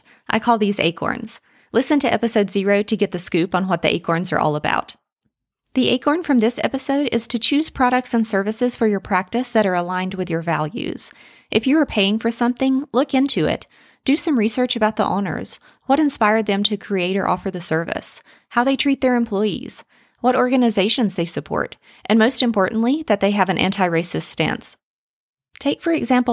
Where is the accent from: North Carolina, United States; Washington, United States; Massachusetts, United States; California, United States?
North Carolina, United States; Robbinsville; now in Asheville, United States; I grew up in Robbinsville, a small town in western North Carolina